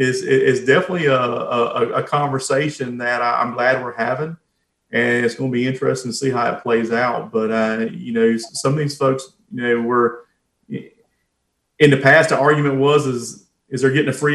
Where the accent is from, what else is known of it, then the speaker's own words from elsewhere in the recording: Goldsboro, North Carolina, United States; my hometown